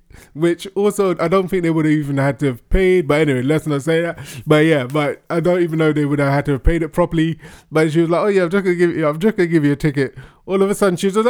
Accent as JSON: {"language": "English", "region": "London", "country": "United Kingdom", "said": "I'm from London"}